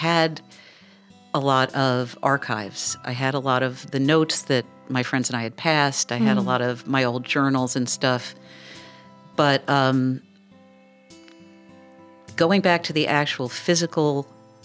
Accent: New York City, New York, United States; I grew up in New York City, and I went to public high school

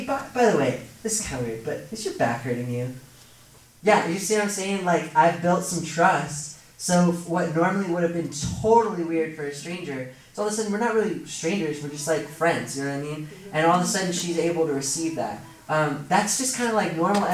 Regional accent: Seattle, Washington, United States; my hometown of Seattle

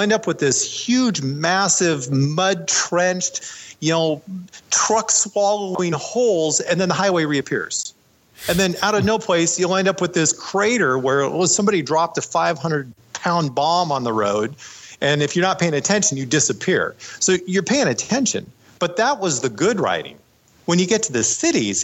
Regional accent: United States; as soon as they found out I was American

